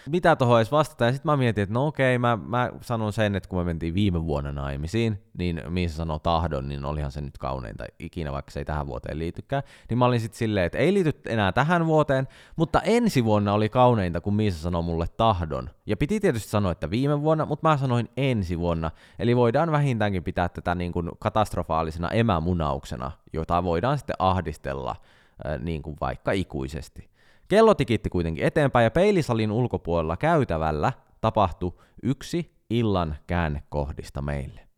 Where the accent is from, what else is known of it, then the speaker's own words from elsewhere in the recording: Central Finland, Finland; me nyt keskisuomalaiset pidetään yhtä